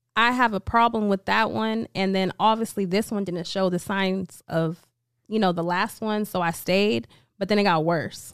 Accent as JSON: {"language": "English", "town": "Vallejo", "region": "California", "country": "United States", "said": "I'm from Vallejo, California"}